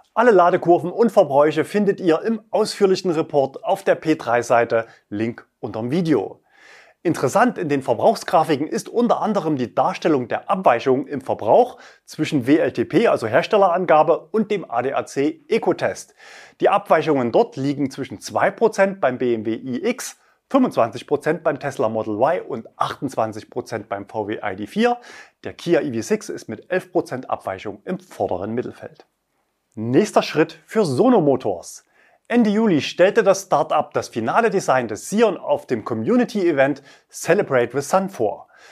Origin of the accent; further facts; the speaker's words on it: Leipzig, Saxony, Germany; In meiner Heimatstadt Leipzig